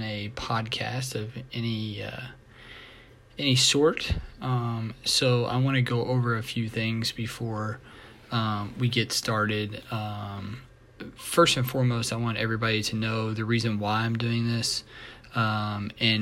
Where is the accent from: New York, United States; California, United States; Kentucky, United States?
Kentucky, United States; Louisville; I'm from Louisville, Kentucky. I am 30 years old, born and raised here.